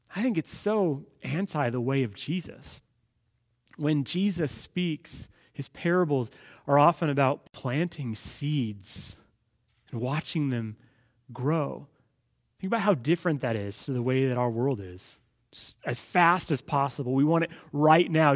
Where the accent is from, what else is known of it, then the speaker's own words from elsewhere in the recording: Los Angeles, California, United States; growing up in Los Angeles